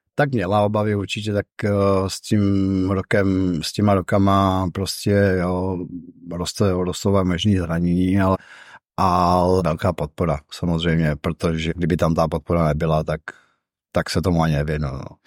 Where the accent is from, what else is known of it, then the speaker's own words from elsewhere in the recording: Ústí nad Labem, Ústí nad Labem Region, Czechia; now in Brno, Czechia; v mém rodném městě